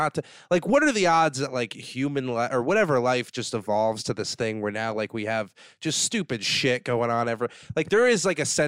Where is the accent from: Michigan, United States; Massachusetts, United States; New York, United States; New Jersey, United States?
New York, United States; Saugerties; also born or lived in Queens; Upstate New York. Saugerties